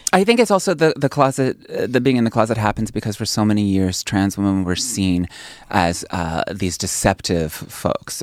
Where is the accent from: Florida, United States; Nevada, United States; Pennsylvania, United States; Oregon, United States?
Pennsylvania, United States; moved away; also born or lived in New York City; my hometown in Pennsylvania, a little village of two hundred people